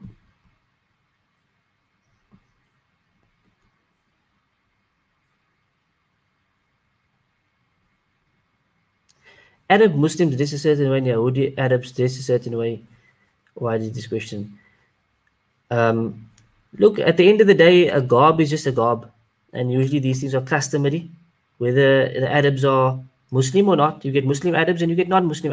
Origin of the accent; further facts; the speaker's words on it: Cape Town, Western Cape, South Africa; I am from South Africa, from Cape Town